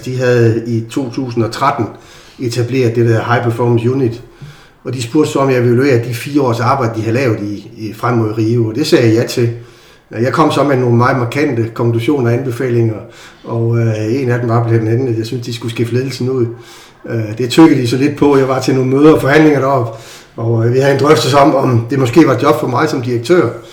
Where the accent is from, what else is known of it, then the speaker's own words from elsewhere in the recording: Aarhus, Central Denmark Region, Denmark; jeg er jo født og opvokset i Aarhus